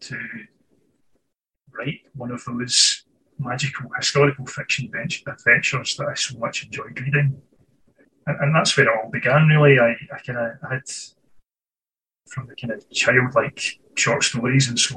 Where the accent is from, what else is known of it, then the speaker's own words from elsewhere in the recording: Scotland, United Kingdom; I was born and raised in Scotland, and here I remain